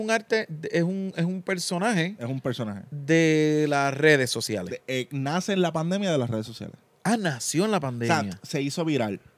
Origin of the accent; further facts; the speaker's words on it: Coamo, Puerto Rico; Coamo es mi pueblo